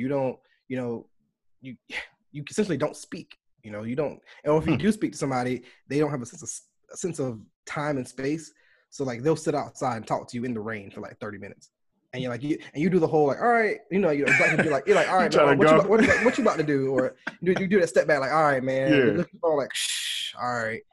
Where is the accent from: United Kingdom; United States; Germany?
United States; moved away as an adult; being African American overseas